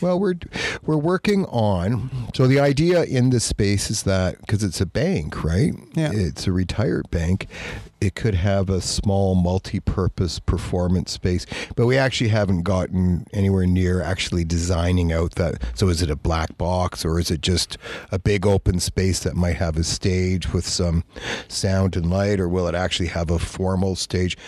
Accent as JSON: {"language": "English", "town": "Toronto", "region": "Ontario", "country": "Canada", "moved": "yes", "said": "I'm from Toronto."}